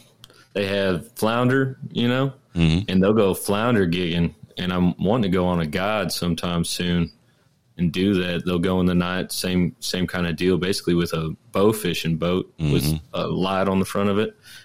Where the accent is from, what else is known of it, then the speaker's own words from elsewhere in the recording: Missouri, United States; now in San Antonio, United States; I was born in Missouri. And once I started traveling, I moved down here. And now I live, like I said, just outside of San Antonio